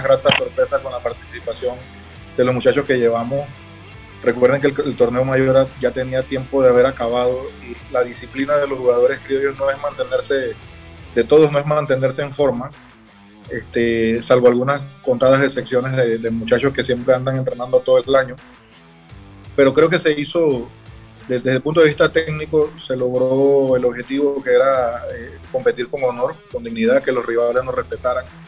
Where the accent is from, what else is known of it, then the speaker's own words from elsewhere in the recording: Chiriquí, Panama; los chiricanos somos los primeros panameños